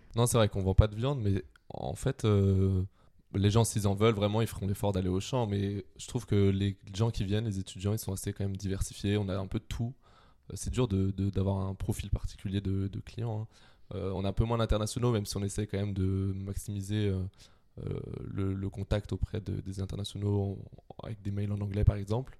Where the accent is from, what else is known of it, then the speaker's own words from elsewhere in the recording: Quimper, Brittany, France; moved away as an adult; je viens de Quimper, donc en Bretagne